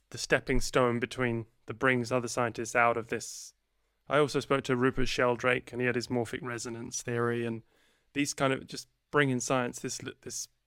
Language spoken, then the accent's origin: English; England, United Kingdom; also born or lived in abroad; I'm I'm originally from England, yeah.